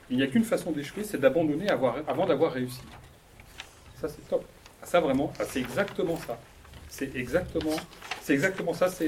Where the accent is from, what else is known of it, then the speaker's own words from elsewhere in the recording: Poitiers, Nouvelle-Aquitaine, France; je suis né, euh, je, suis né à, Poitiers, j'ai vécu à Poitiers, je suis dans le Poitou-Charentes, je suis français, voilà.